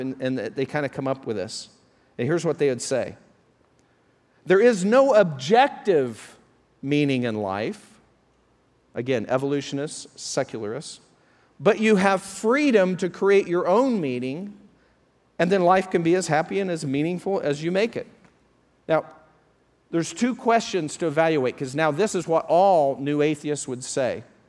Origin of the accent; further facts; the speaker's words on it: Colorado, United States; moved away; back to Colorado, my hometown, I went to a, a high school reunion